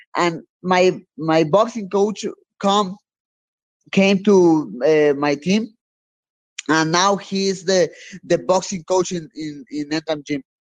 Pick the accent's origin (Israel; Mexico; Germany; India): Mexico; I'm from Mexico